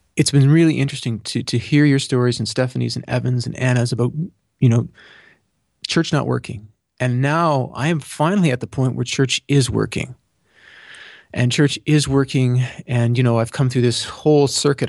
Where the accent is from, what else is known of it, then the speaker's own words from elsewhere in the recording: Canada; being Canadian